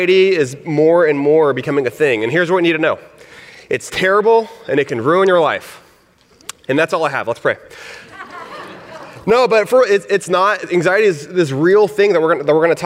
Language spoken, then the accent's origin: English; Texas, United States; accent: Southern; moved away; I'm from Texas, and I grew up in a Mexican. My dad is Mexican. My mom is Puerto Rican. So I grew up in this, like, kind of Hispanic, but in a rural town